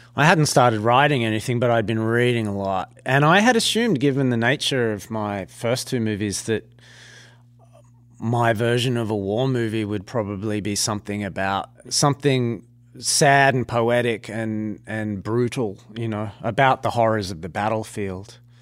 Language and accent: English; Australia; being an Australian